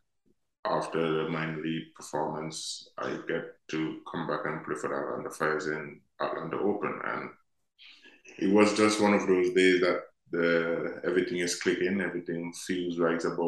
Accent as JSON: {"language": "English", "town": "Liberta", "region": "Saint Paul", "country": "Antigua & Barbuda", "tie": "born or raised there", "said": "growing up in Liberty"}